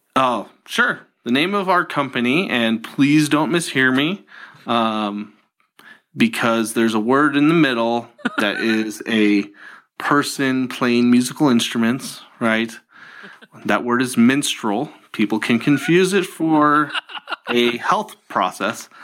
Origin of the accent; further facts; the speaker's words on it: Tucson, Arizona, United States; also born or lived in California; I grew up in Tucson, Arizona.